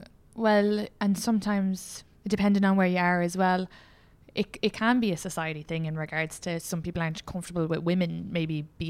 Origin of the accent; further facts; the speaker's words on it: County Kildare, Ireland; I'm from Kildare.